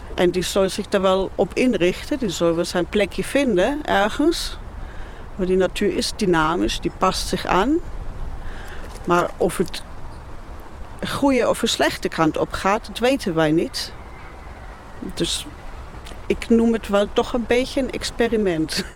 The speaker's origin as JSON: {"language": "Dutch", "town": "Nuremberg", "region": "Bavaria", "country": "Germany", "second_language": "Dutch", "moved": "yes", "lives_now": "Netherlands", "said": "Nürnberg kom ik oorspronkelijk vandaan"}